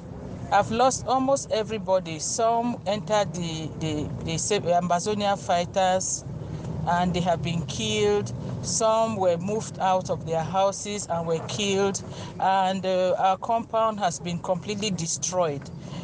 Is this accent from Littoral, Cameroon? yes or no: no; Belo, Northwest Region, Cameroon; I am from Belu.